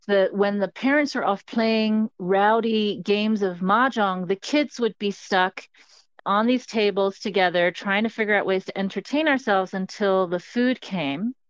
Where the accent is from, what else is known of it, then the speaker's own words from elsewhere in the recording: Hong Kong; I grew up in Hong Kong, which is a city on the southeastern coast of China.